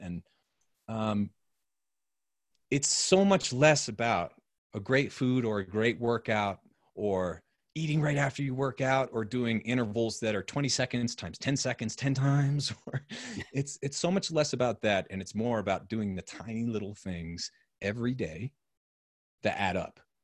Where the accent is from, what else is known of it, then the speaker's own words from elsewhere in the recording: New Hampshire, United States; moved away; also born or lived in Austin; growing up in New Hampshire